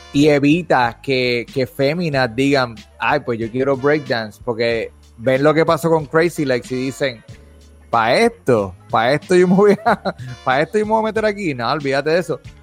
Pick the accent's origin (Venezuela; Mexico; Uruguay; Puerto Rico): Puerto Rico; now in United States; nosotros como puertorriqueños